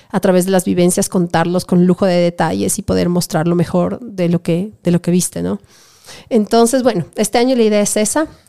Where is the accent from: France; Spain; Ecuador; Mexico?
Ecuador; Sobre todo como ecuatoriana